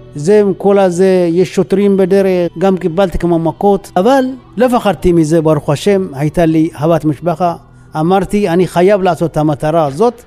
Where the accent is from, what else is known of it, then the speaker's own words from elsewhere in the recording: Asgede, Tigray, Ethiopia; Hebrew is a second language; moved away as an adult; now in Israel; נולדתי באסגדה. בגדול זה נקרא זה טיגריי.